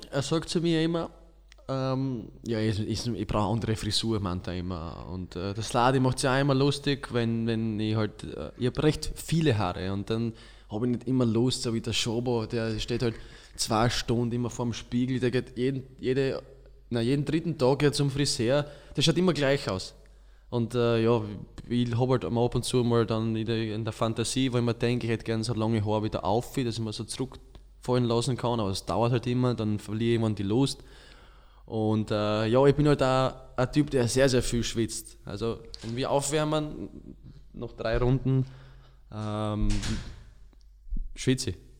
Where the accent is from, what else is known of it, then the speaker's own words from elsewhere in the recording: Styria, Austria; accent: Styrian; moved away; also born or lived in Tyrol; ich komme aus der Steiermark